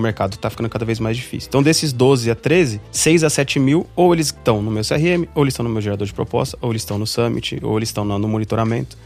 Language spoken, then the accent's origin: Portuguese; São Paulo, Brazil; moved away as an adult; also born or lived in Mossoró, Rio Grande do Norte; eu sou de São Paulo, né, sou natural de São Paulo